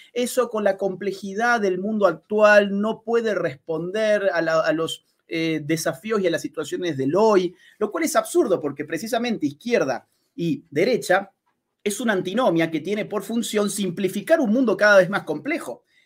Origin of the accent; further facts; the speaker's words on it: Argentina; el mío, Argentina, nosotros somos vecinos de Chile